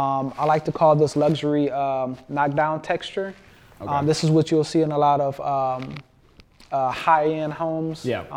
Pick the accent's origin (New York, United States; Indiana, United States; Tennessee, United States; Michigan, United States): Michigan, United States; also born or lived in Houston; and actually both of us were from Michigan. I was born in Houston, but I was coming back from Michigan.